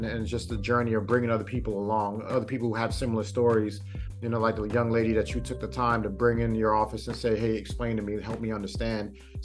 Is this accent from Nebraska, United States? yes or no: no; New York City, New York, United States; moved away; also born or lived in Virginia; growing up in Brooklyn